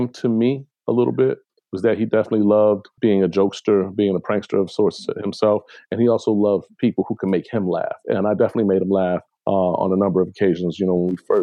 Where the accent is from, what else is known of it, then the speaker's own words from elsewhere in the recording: Chicago, Illinois, United States; I was born and raised in Chicago, Illinois, in the United States.